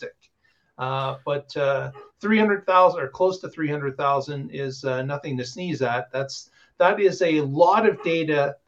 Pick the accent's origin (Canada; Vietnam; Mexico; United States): Canada; being Canadian.